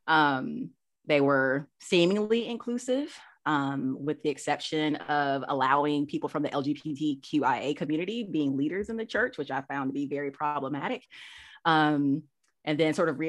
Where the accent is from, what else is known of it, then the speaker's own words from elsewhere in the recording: Monroe, Georgia, United States; I'm from Georgia. Grew up in a small town east of Atlanta, between Atlanta and Athens, Monroe